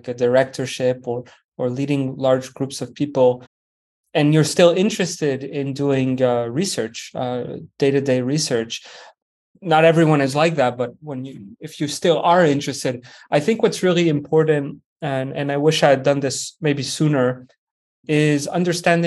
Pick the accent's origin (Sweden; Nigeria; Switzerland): Switzerland; moved away as an adult; also born or lived in France / Vancouver, Canada / Baltimore, United States; I grew up in Switzerland, originally from France